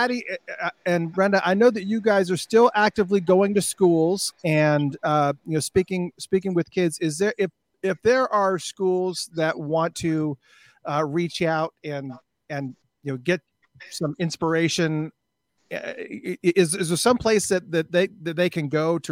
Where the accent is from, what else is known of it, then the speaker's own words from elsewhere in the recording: Hunterdon County, New Jersey, United States; moved away; I'm from Hunterdon County originally